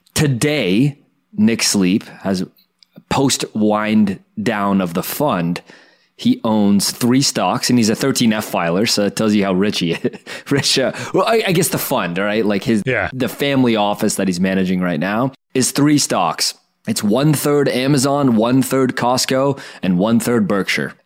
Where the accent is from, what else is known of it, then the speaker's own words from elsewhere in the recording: Canada; a Canadian kid growing up watching Dragon's Den